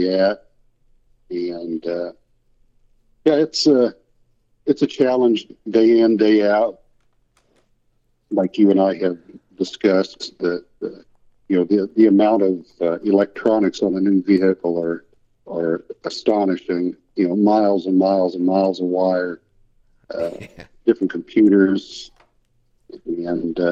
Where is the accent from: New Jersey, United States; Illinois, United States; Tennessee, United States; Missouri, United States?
Missouri, United States; Kansas City; I've grown up here. I'm actually in the greater Kansas City, Missouri area.